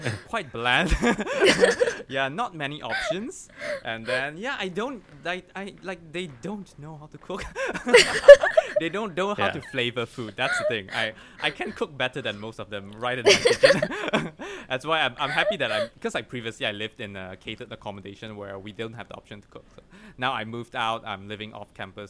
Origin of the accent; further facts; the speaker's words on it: Malaysia; moved away as an adult; now in United Kingdom; I came from Malaysia